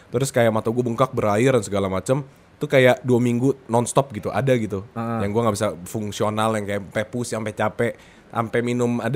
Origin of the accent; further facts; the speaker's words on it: Indonesia; gue suka Jepang sama gue orang Indo, jadi harus dua-duanya.